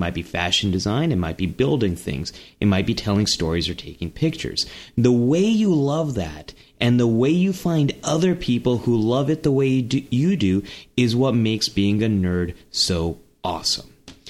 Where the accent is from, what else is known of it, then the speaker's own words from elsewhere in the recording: California, United States; I grew up in Silicon Valley. I could say that.